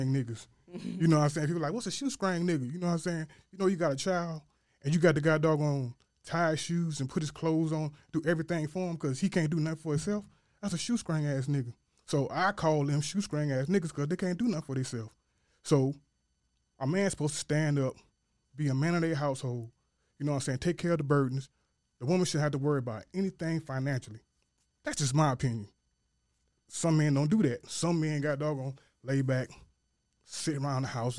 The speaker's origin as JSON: {"language": "English", "town": "Hopkins", "region": "South Carolina", "country": "United States", "tie": "born or raised there", "said": "I'm from Hopkins, South Carolina, born and raised, country to the bone gristle."}